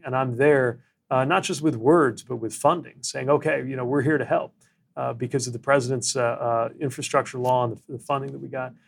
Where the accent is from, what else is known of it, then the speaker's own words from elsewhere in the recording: United States; I was the mayor of my hometown